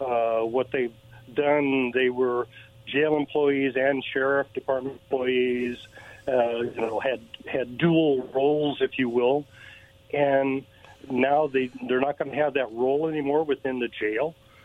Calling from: Kennewick, Washington, United States; again from Kennewick.

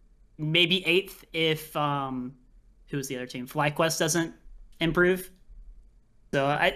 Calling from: South Korea; I'm calling from Korea.

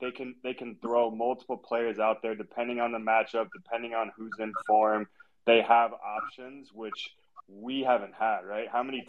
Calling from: Chicago, Illinois, United States; A beautiful afternoon here in the Windy City, and even better with that performance.

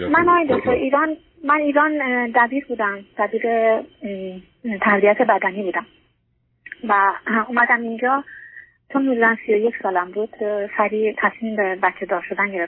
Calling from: Norway; از نروژ هستم

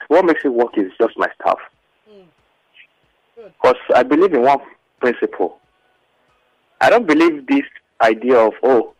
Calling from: Abeokuta, Ogun State, Nigeria; I'm calling you from Abeokuta.

